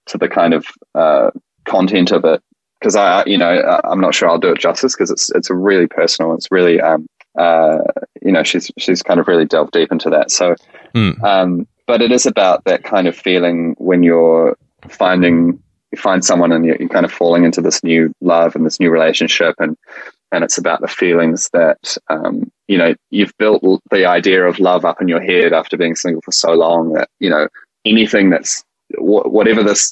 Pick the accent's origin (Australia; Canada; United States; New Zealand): New Zealand; We're a Kiwi duo